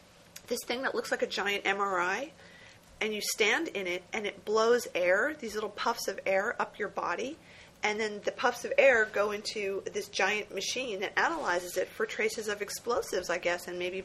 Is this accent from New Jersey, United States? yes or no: yes; New Jersey, United States; moved away; growing up in New Jersey